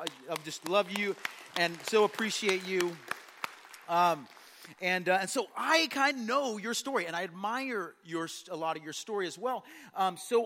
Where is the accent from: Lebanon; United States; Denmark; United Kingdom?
United States; Indianapolis, Indiana; I was born in Indianapolis, Indiana